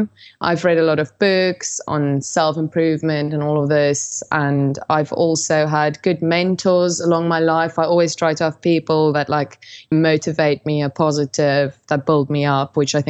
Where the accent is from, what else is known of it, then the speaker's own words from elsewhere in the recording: South Africa; I grew up in South Africa in quite a conservative household